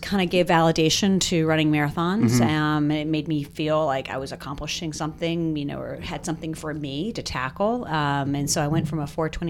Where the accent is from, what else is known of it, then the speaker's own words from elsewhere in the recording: Richmond, Virginia, United States; moved away; I'm from Richmond.